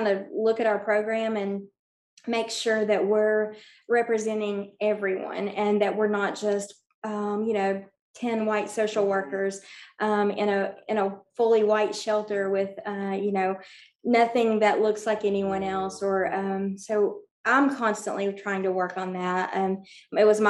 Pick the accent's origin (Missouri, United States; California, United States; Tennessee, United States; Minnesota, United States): Tennessee, United States; Bristol; moved away as an adult; now in Johnson City, United States; I grew up in Bristol, Tennessee